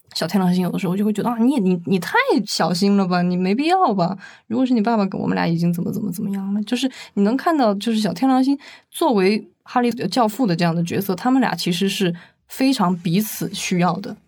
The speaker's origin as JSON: {"language": "Chinese", "country": "China", "said": "我们中国人"}